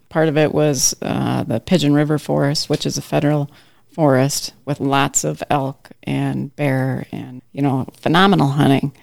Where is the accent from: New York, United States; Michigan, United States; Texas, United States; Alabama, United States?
Michigan, United States; Traverse City; I grew up in Traverse City